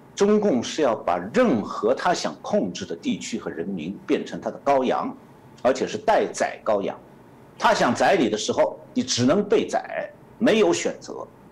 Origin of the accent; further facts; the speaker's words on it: Shanghai, China; now in United States; 我是上海人